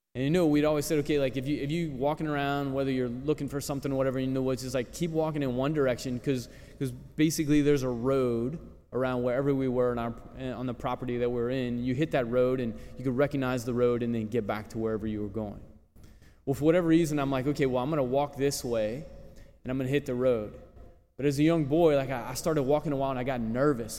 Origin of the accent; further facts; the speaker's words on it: New Roads, Louisiana, United States; growing up in New Roads